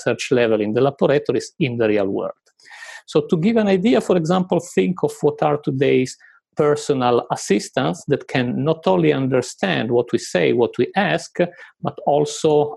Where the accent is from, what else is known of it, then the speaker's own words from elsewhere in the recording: Italy; moved away as an adult; now in United Kingdom; when I moved to the UK, I'm originally from Italy